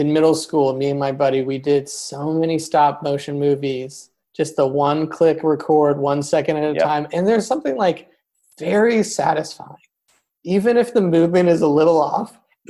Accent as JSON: {"language": "English", "region": "Midwest", "country": "United States", "tie": "born or raised there", "said": "I grew up in the Midwest"}